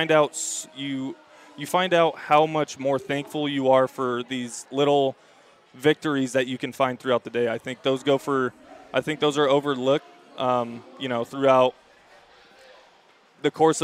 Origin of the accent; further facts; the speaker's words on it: Campbell, California, United States; Growing up in the Bay Area